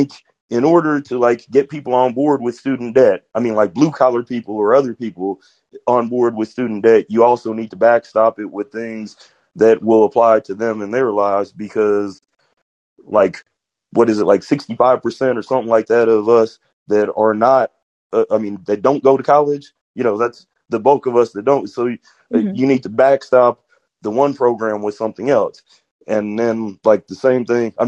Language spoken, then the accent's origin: English; Georgia, United States; moved away as an adult; now in Kansas City, United States; I grew up in Georgia to like my 20s